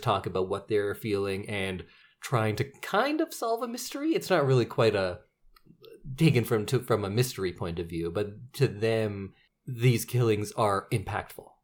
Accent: Edmonton, Alberta, Canada; I grew up in Edmonton

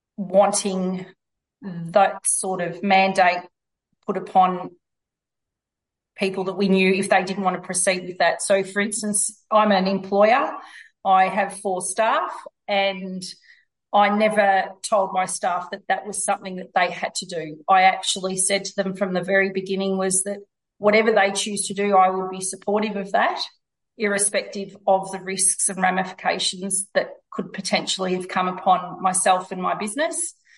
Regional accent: Victoria, Australia; I'm from Victoria

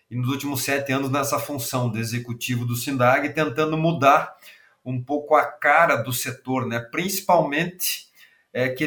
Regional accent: Rio Grande do Sul, Brazil; accent: gaúcho; Sou gaúcho, né? Talvez o sotaque já entrega, né?

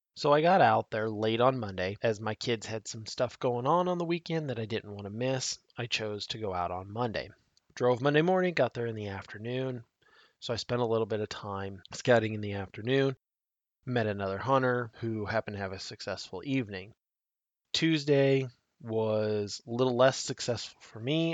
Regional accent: Nebraska, United States; my home state of Nebraska

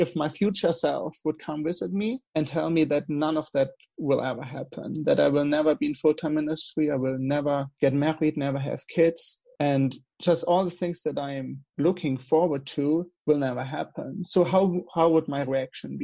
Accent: Germany; accent: German; English is a second language; moved away as an adult; I've lived in Germany for 20 years, like the first 20 years of my life. So I guess I will never really lose my accent

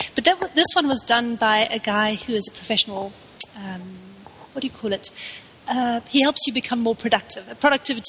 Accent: South Africa; living down here at the bottom of Africa in a country that's got quite a difficult history

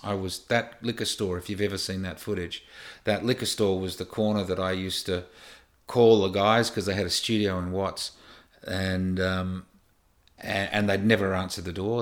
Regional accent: Australia; moved away as an adult; also born or lived in United States; growing up in Australia

